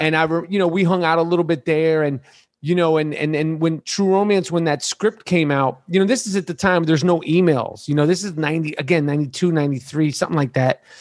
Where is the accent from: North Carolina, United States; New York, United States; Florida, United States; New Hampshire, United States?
New York, United States; New York City; born or raised there